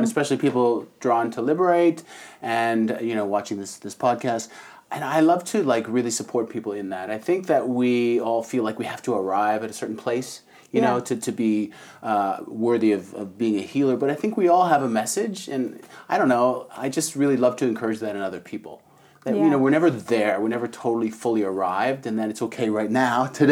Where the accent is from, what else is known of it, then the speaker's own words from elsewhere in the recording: Canada; moved away; also born or lived in Toronto; I'm from Canada